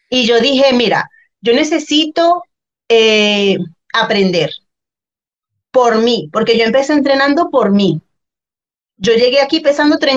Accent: Guacara, Carabobo, Venezuela; moved away as an adult; also born or lived in Zulia, Venezuela; now in Chile; yo soy de Valencia, de Guacara, eso es la mejor ciudad, de... no mentira, Eso es eh, en la parte central de Venezuela, cercano a la costa. Y bueno, ahí eh, viví mi, toda, casi toda mi vida, 20 años

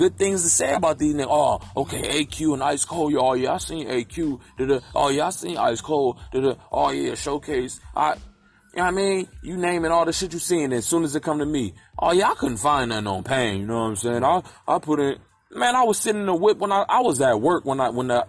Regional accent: Philadelphia, Pennsylvania, United States; I come from Philly

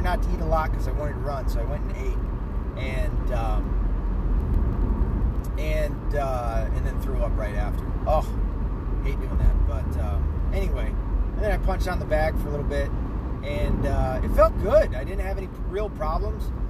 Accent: Tennessee, United States; moved away; I'm from Tennessee.

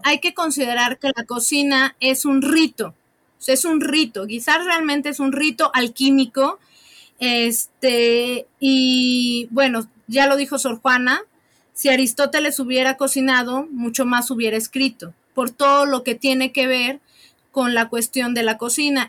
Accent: Puebla, Mexico; tres cosas comemos los poblanos

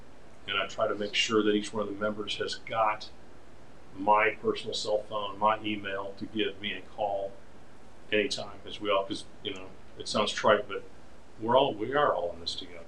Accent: Detroit, Michigan, United States; born there; also born or lived in Chicago; I was born in Detroit, Michigan, and I am a second generation paper person.

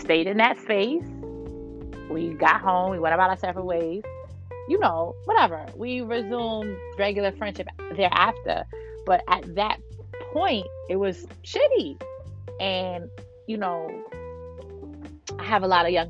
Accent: New York City, New York, United States; I'm from Brooklyn, New York

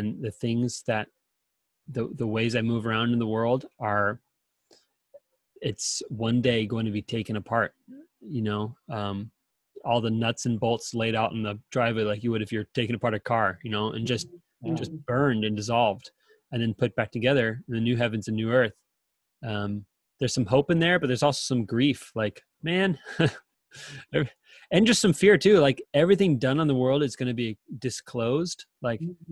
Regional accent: San Diego, California, United States; moved away; I'm originally from San Diego, and we have wildfires in California. And there were a couple times in high school and in college where wildfires were coming in from the east

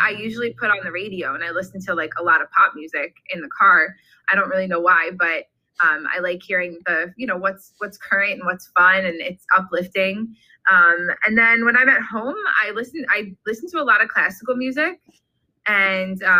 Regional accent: Long Island, New York, United States; moved away as an adult; also born or lived in Fredonia, New York; now in New Jersey, United States; I grew up on Long Island

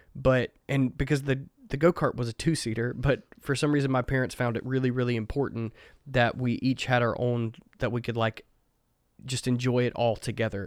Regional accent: Mississippi, United States; I grew up in the woods of Mississippi.

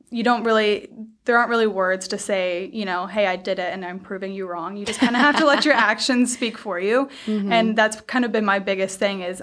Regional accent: Georgia, United States; moved away as an adult; now in Virginia, United States; I grew up in Georgia.

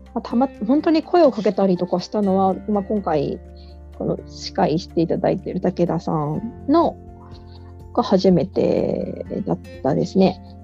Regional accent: Kumamoto, Japan; 私の、えー、出身であります、えーと、熊本県

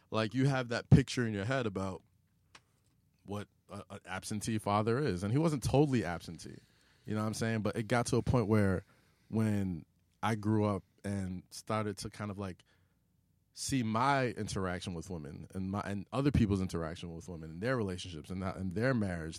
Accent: New York City, New York, United States; I was growing up in Staten Island

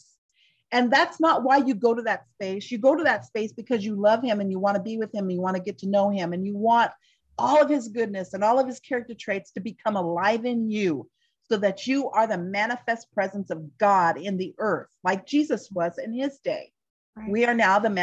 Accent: United States; I'm just speaking as an American Christian, part of us as American Christians

